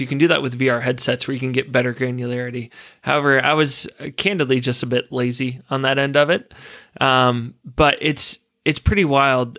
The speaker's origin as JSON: {"language": "English", "country": "United States", "moved": "as an adult", "lives_now": "Australia", "said": "being an American"}